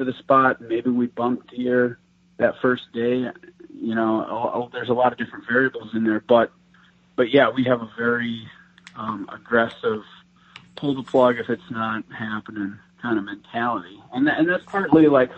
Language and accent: English; Wisconsin, United States; now in Iowa, United States; I grew up in Wisconsin, and Iowa is where I'm at now